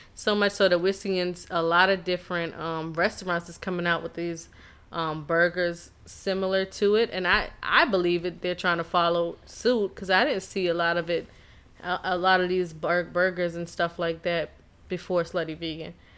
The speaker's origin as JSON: {"language": "English", "town": "Charleston", "region": "South Carolina", "country": "United States", "said": "I'm from Charleston, South Carolina."}